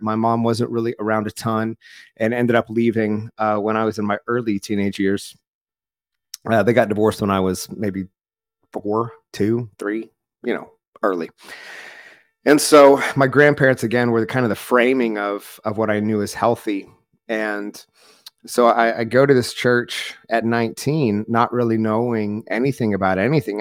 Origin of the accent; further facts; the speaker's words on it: rural Oklahoma, United States; grew up in a small Southern Baptist church in rural Oklahoma